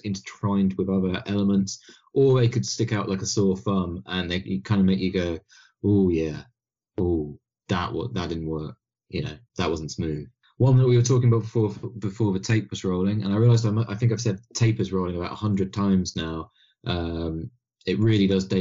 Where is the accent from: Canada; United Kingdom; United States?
United Kingdom; being a British man